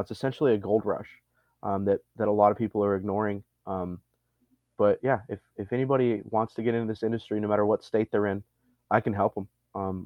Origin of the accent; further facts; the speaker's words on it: Montana, United States; moved away as an adult; also born or lived in Libby, Montana / Arizona / upstate New York; now in Texas, United States; Born and raised in Montana